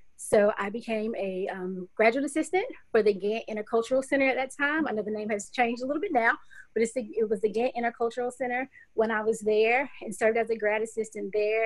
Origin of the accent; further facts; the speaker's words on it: Clinton, South Carolina, United States; moved away as an adult; now in Knoxville, United States; It's Clinton, South Carolina. Um, so grew up there, went to school, um, middle school, elementary school, and high school, all in Clinton